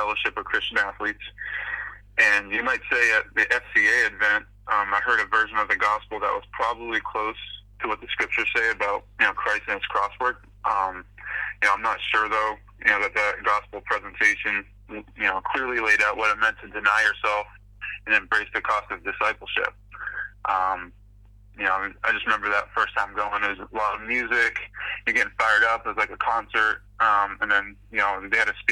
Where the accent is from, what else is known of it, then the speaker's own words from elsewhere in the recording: Falmouth, Massachusetts, United States; I grew up in Falmouth, Massachusetts. It's a little town on Cape Cod, on the east coast of Massachusetts